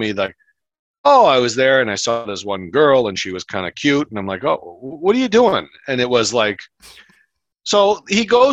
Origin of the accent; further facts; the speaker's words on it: Michigan, United States; I grew up in Michigan